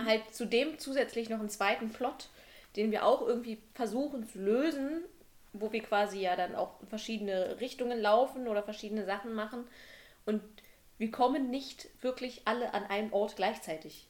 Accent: Brandenburg, Germany; moved away as an adult; now in Halle, Germany; wenn ich als Brandenburger hier in Halle sitze

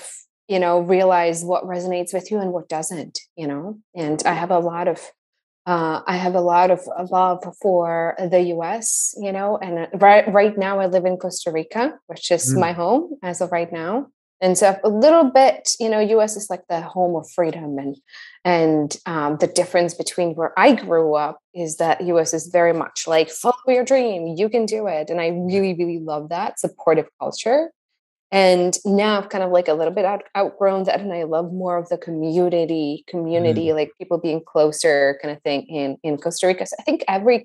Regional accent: Tachov, Plzeň Region, Czechia; moved away as an adult; also born or lived in Peru; A little town in the middle of nowhere called Tachov, which is in the Czech Republic, about 10 minutes from the border with Germany.

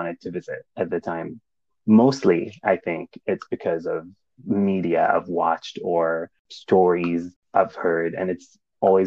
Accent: Saudi Arabia; moved away as an adult; also born or lived in Kansas, United States; now in Indiana, United States; I grew up in Saudi Arabia

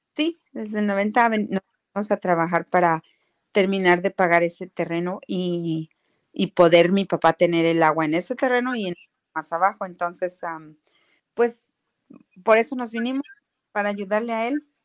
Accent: Xichú, Guanajuato, Mexico; also born or lived in San Rafael, California; now in San Pablo, United States

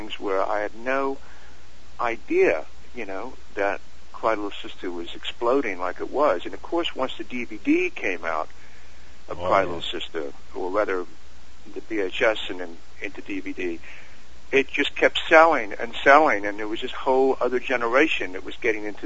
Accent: England, United Kingdom; we're English

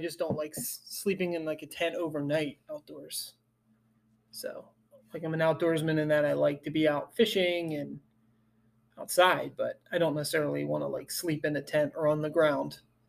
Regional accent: Philadelphia, Pennsylvania, United States; moved away as an adult; now in Pensacola, United States; I'm originally from Philadelphia. I moved down here for college after college in about 2006. I've been down in Pensacola ever since.

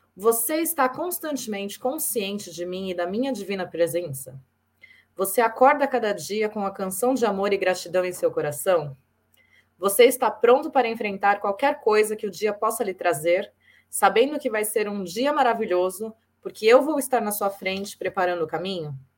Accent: São Paulo, Brazil; eu também sou lá de São Paulo, sou de São Paulo ah, capital

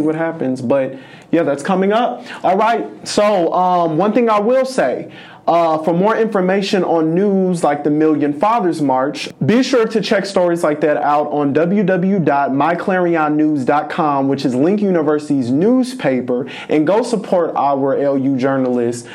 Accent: Los Angeles, California, United States; moved away; I am from Los Angeles. It's never snowing, never really dropping below sixty degrees

